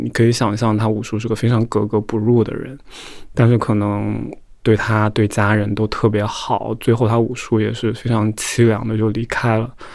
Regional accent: Hubei, China; moved away as an adult; now in Beijing, China; 我是湖北人

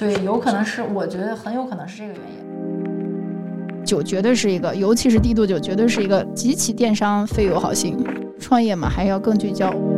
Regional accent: China; 我们的基因不一样，中国人就你看咖啡这么多年喝美式的也是少，我们就要加糖加奶，然后甜鲜香，这就是我们中国人喜欢的东西

